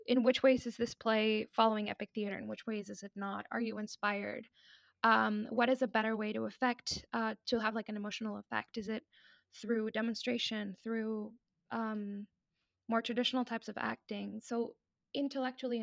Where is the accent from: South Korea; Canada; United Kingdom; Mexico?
Mexico; moved away as an adult; I'm from Mexico. That's where I was born. That's where I was raised.